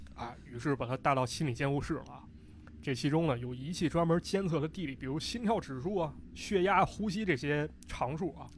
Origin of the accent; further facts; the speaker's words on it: Shijiazhuang, Hebei, China; 是我的家乡石家庄